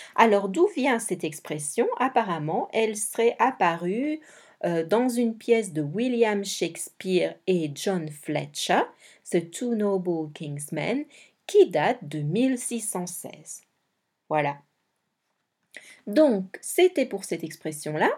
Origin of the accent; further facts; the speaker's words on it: Belgium; Je suis belge